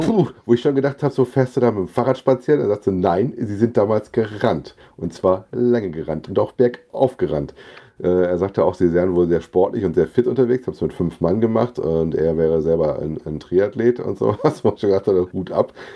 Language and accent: German; Frankfurt am Main, Hesse, Germany; als Frankfurter